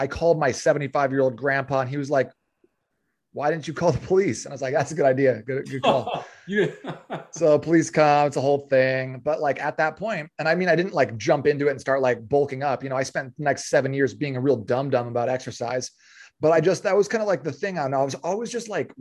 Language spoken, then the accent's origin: English; Phoenix, Arizona, United States; I grew up in Phoenix. I'm from Arizona